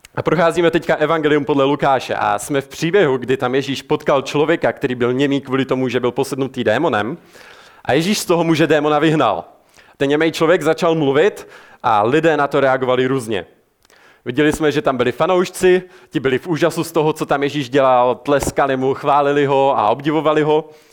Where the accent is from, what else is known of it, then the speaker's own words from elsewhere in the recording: Czechia; jako Češi jsme známi tím, že jsme národ ateistů